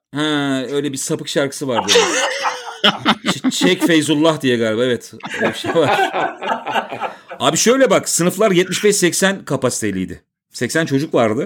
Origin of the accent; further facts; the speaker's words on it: Istanbul, Turkey; also born or lived in Bostancı, Istanbul; ben zaten Maltepe'de doğdum, büyüdüm